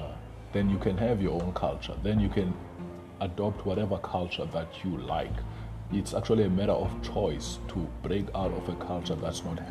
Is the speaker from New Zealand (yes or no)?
no; Ngcobo, Eastern Cape, South Africa; I come from Eastern Cape. I was born in Ngcobo, and you know, it's a kwaveju. I grew up there.